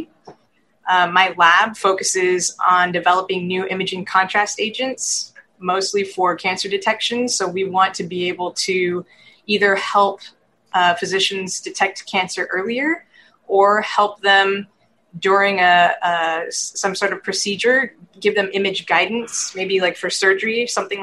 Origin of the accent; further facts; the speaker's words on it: Texas, United States; moved away as an adult; now in California, United States; I originate from Texas, so born and raised in Texas.